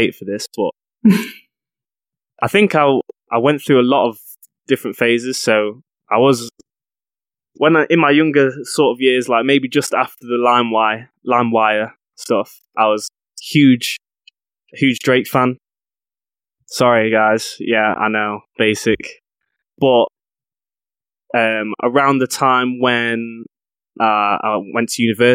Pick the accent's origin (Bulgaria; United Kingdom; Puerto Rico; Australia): United Kingdom; Mansfield, East Midlands; I grew up in a small town in the UK called Mansfield. It's just outside the city of Nottingham.